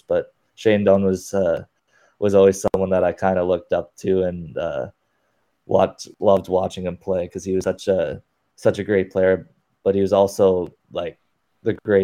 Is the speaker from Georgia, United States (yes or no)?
no; Scottsdale, Arizona, United States; now in Northville, United States; I was born and raised in Scottsdale, Arizona when my dad was playing for the Coyotes.